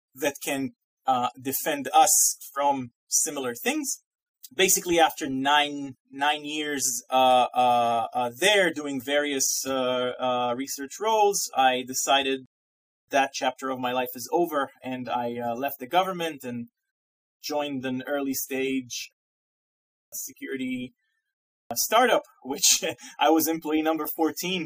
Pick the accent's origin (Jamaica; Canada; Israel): Israel; moved away as an adult; now in Massachusetts, United States; I'm originally Israeli. I'm from Israel. Uh, I grew up and lived there, uh, you know, 30 years of my life.